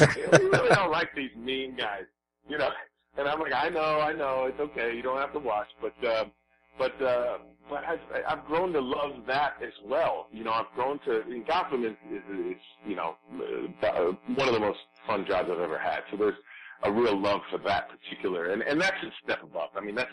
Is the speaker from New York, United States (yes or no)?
no; Noblesville, Indiana, United States; when I was born in Noblesville, Indiana, I set the record. I was like 11 pounds when I was born, and like 24 inches, and yeah